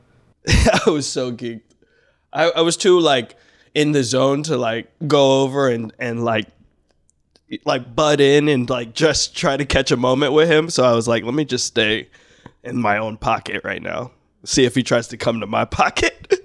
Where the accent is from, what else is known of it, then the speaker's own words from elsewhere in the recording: New York, United States; we're just from New York